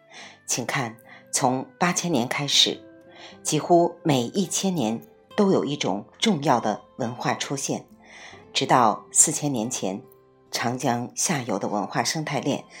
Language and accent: Chinese; Yuyao, Zhejiang, China; 最早的应该是我家乡余姚的田螺山文化遗址和河姆渡文化遗址。